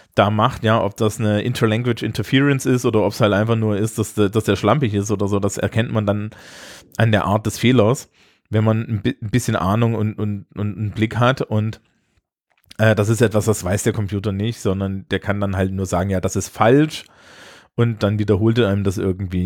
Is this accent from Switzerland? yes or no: no; Germany; also born or lived in Scotland; ich als Deutscher